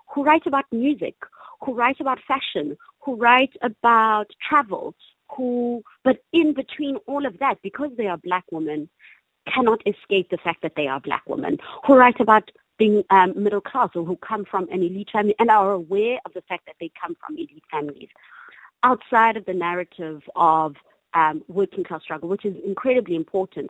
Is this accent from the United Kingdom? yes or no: no; East London, Eastern Cape, South Africa; I grew up in East London, not very far from Alice